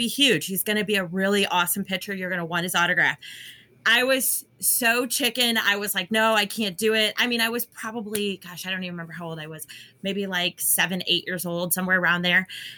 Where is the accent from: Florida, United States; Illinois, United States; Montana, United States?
Illinois, United States; 2 hours west of Chicago; I come from a very long line of Cubs fans. I grew up 2 hours west of Chicago.